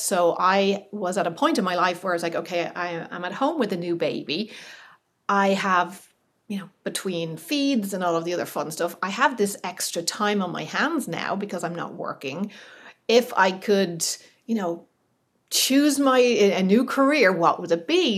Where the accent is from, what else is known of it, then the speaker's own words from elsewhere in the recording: Ireland; moved away as an adult; also born or lived in California; being Irish